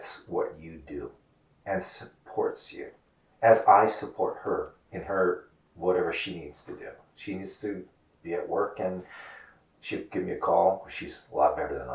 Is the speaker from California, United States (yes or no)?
no; Hawaii, United States; now in New York, United States; growing up in Hawaii